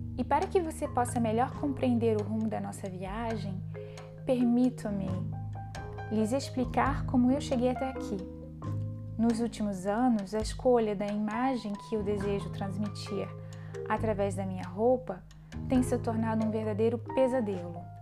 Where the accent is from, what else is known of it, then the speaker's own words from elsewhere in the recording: Brazil; moved away as an adult; now in France; o Brasil, país onde nasci